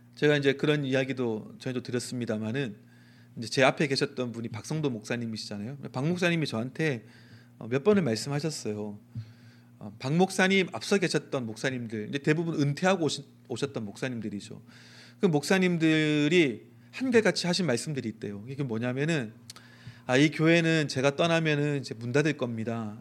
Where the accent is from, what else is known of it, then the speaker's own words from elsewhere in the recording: Daegu, South Korea; 제가 대구 촌놈이거든요.